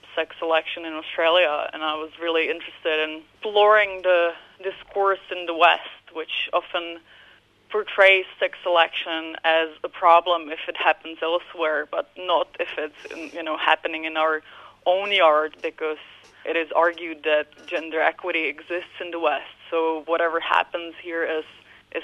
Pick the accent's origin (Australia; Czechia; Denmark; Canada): Czechia; Prague; I grew up in Central Europe, in Prague, in the Czech Republic